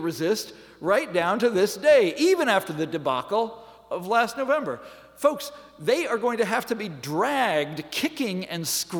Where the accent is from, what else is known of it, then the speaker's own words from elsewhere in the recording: Kansas, United States; I'm from Kansas, folks, and I can't help but think that populism by itself is a very healthy thing